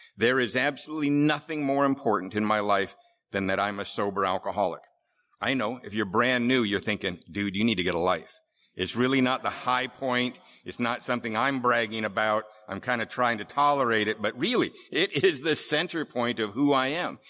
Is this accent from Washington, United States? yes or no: yes; Seattle, Washington, United States; moved away; We, uh, lived here in Seattle. I grew up in Ballard.